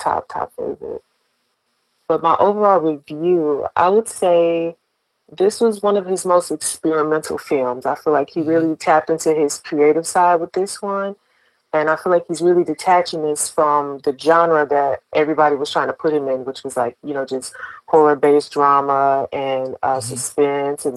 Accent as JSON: {"language": "English", "town": "Baton Rouge", "region": "Louisiana", "country": "United States", "said": "I'm from Baton Rouge, Louisiana."}